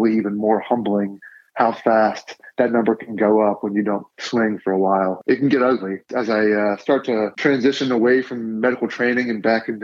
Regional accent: West Chester, Ohio, United States; I'm from Westchester, Ohio, which is a small town just outside of Cincinnati

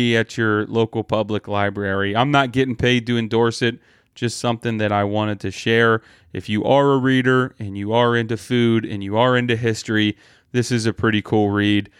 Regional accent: Columbus, Ohio, United States; here in my hometown

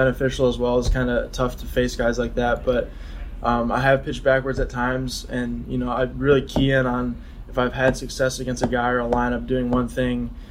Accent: Mount Pleasant, Michigan, United States; born or raised there; moved away as an adult

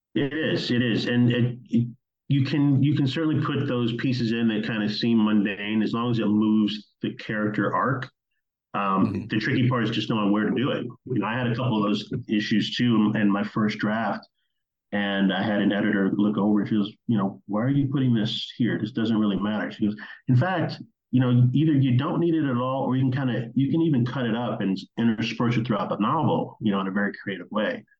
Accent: Oak Park, Illinois, United States; I grew up in the Chicago area. I grew up in a town called Oak Park, Illinois

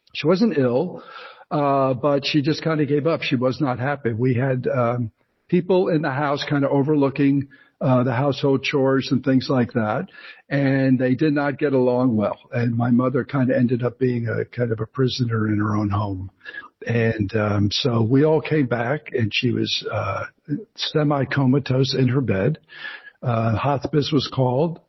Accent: Ridgewood, New Jersey, United States; moved away as an adult; also born or lived in France; I grew up in New Jersey, in Ridgewood, New Jersey

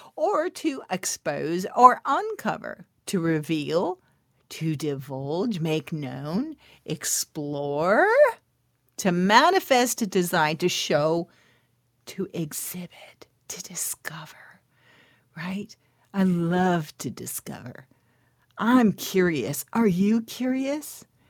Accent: California, United States; This is when we were living in California. I was born in California

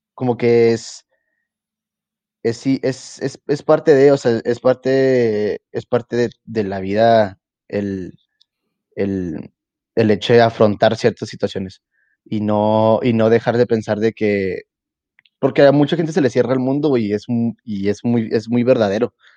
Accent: Mexico; ser yo el primer mexicano

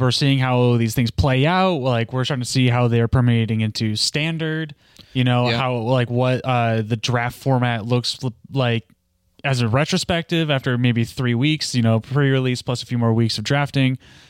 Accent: Midwest, United States; I'm from the Midwest.

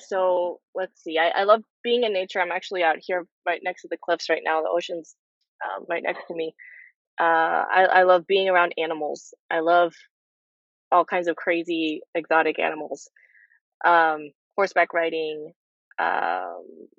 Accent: Peru; also born or lived in Nashville, Tennessee; now in Los Angeles, United States; I'm from Peru originally.

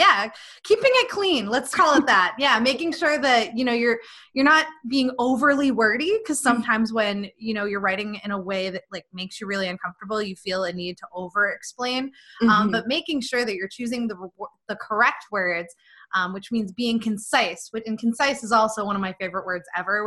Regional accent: Boston, Massachusetts, United States; moved away as an adult; I am from the Boston area

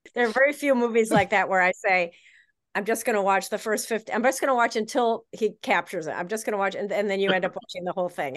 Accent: Chicago, Illinois, United States; I am from Chicago

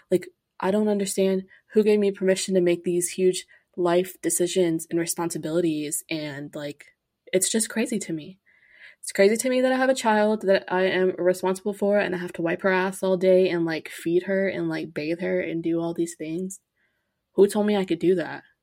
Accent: Grand Prairie, Texas, United States; I am from Grand Prairie, Texas, aka Dallas. Not aka, it's not Dallas.

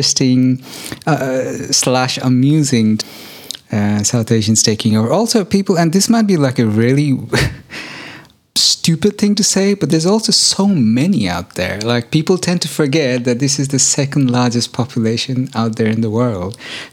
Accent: Germany; born or raised there

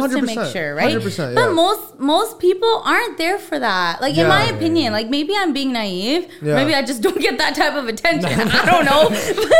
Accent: Abbotsford, British Columbia, Canada; growing up in Abbey, like, a lot of my circles were all brown

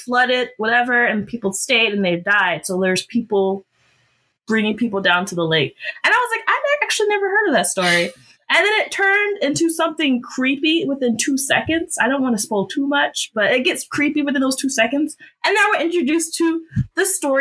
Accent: Georgia, United States; I was born and bred in Georgia

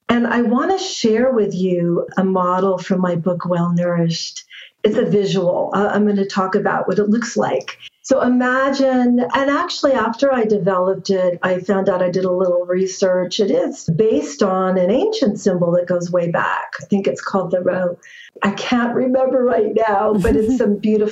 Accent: Northern California, United States; I grew up in California, also Northern California

